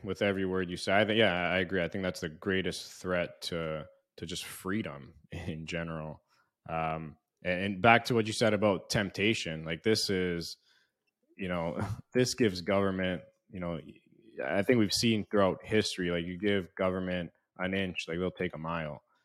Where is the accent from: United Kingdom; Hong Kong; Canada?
Canada; moved away; also born or lived in United States; growing up in Canada and U S